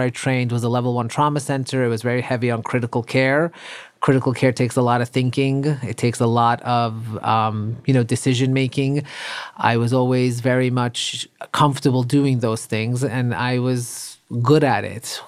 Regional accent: New York City, New York, United States; also born or lived in Iran / Long Island; I grew up, um, in Queens, and then my parents later on moved, uh, out to Long Island

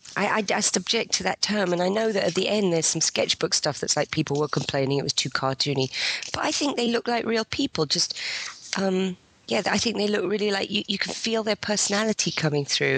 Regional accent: England, United Kingdom; I'm English and only partly American

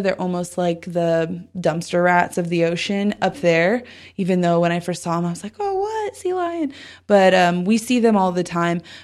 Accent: Southern California, United States; I grew up in Southern California

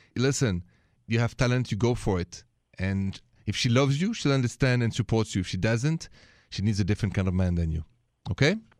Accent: Paris, Île-de-France, France; accent: French; moved away; And my accent is French. I was born and raised in, in Paris, France.

